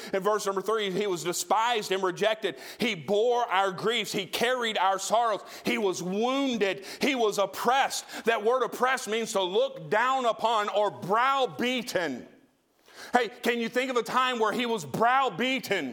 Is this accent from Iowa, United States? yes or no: no; Tennessee, United States; I come from Trailer Parkville, Tennessee.